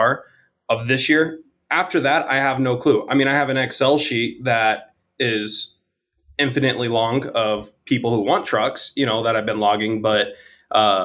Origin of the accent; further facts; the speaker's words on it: Las Vegas, Nevada, United States; I'm from Vegas